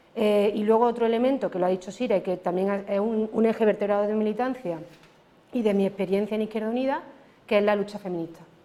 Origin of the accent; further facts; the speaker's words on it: Córdoba, Andalusia, Spain; soy de Córdoba. Entonces, los que somos de Córdoba, las que somos de Córdoba